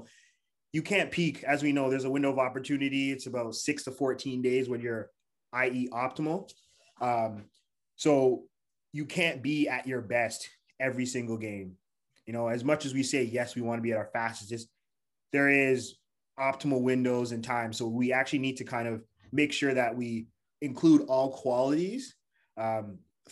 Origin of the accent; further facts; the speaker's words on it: Toronto, Ontario, Canada; also born or lived in Montreal; I'm from Toronto, Canada.